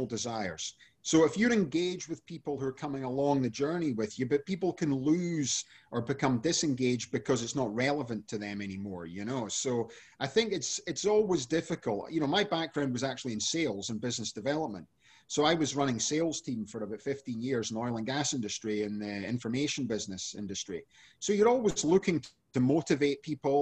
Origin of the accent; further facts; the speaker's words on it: Scotland, United Kingdom; now in San Diego, United States; I'm originally from Scotland, but I live now in San Diego.